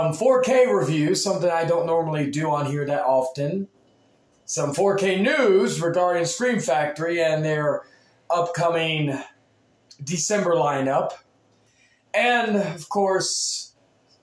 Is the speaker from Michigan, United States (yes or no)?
no; Texas, United States; being from Texas